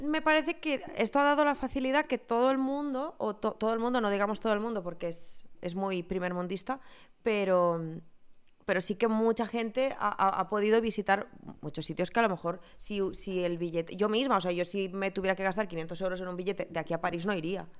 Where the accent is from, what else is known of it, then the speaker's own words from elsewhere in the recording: Ebro Delta, Catalonia, Spain; De la zona del Delta del Ebre